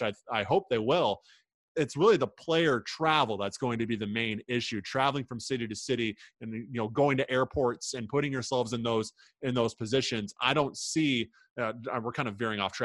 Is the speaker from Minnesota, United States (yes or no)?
no; Iowa, United States; where I'm from in Iowa